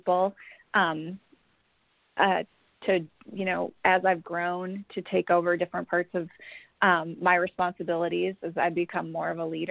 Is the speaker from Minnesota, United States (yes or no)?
yes; Minnesota, United States; moved away as an adult; now in Houston, United States; I'm from Minnesota, and about 10 years ago I moved to Houston